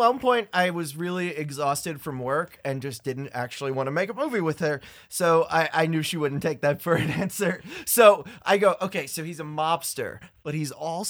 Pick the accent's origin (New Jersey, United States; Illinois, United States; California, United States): New Jersey, United States; I'm from North Jersey.